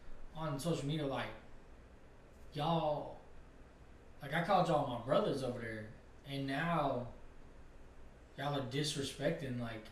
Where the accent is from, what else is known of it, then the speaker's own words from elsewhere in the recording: Chamblee, Georgia, United States; I lived in Shambly.